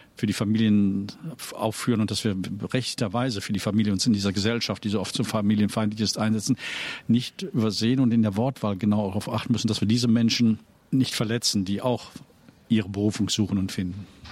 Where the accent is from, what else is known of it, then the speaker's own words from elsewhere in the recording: Rhineland, Germany; moved away as an adult; also born or lived in Cologne; now in Dresden, Germany; meine Heimat ist schon das Rheinland